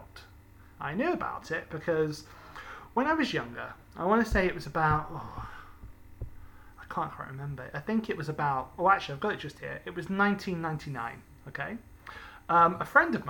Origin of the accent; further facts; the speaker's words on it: United Kingdom; growing up in Britain